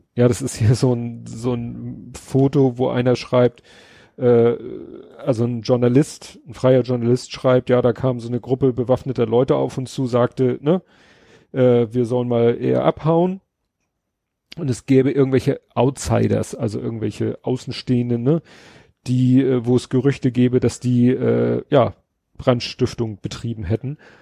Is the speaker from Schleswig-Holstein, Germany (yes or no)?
no; Hamburg, Germany; ich als Schulkind in Hamburg in der Grundschule